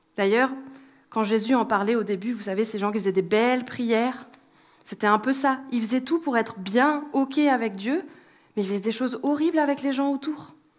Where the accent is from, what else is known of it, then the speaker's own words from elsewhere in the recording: France; en tant que bon Français